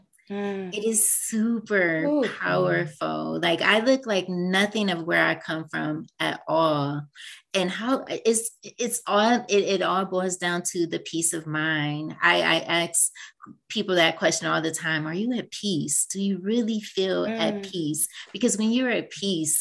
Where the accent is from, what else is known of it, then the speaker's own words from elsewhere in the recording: Cleveland, Ohio, United States; moved away; I'm originally from Cleveland, Ohio, and I go back home